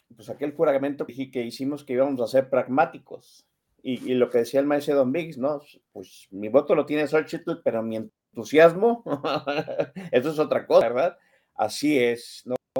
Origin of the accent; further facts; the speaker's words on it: Jalisco, Mexico; aquí a mi tierra, a la perla de este país que es Jalisco